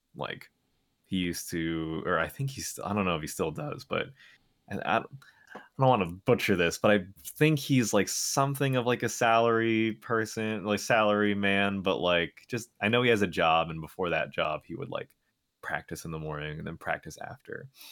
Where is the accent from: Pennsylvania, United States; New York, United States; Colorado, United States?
New York, United States; I'm from New York, Um, but I'm actually, like, not even from New York City. I'm, like, a f, an hour-ish, uh, bus ride away